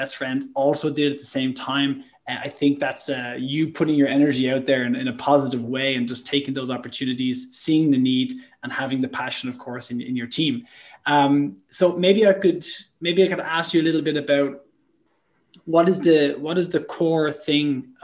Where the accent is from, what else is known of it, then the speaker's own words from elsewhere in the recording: Ireland; I'm Irish